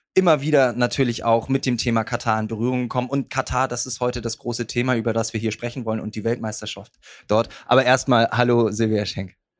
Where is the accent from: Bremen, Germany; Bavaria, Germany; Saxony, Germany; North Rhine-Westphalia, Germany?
Bremen, Germany; als Bremer